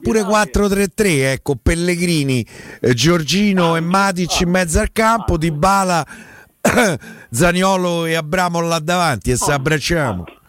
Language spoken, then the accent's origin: Italian; Rome, Lazio, Italy; sono cresciuto a Largo Vercelli, ci sono stato quasi 30 anni